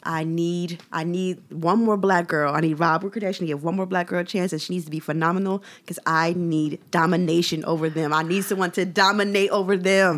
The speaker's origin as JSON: {"language": "English", "town": "Philadelphia", "region": "Pennsylvania", "country": "United States", "said": "my Philadelphia citizenship"}